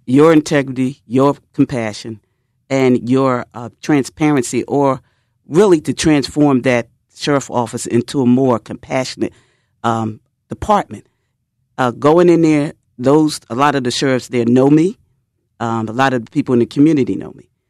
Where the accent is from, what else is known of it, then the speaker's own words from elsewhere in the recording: Philadelphia, Pennsylvania, United States; I grew up in North Philadelphia